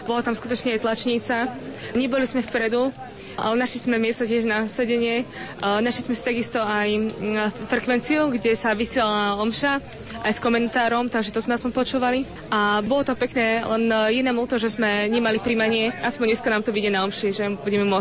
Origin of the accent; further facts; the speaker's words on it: Liptovský Mikuláš, Žilina Region, Slovakia; Idem cez Košickú diecezu, ale som z Liptovského Mikuláša.